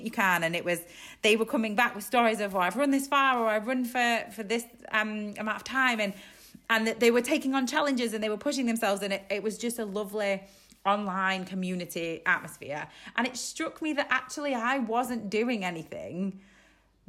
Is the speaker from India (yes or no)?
no; Isle of Man; moved away as an adult; now in Yorkshire, United Kingdom; I'm from the Isle of Man, but I moved to Yorkshire when I was in my early 20s.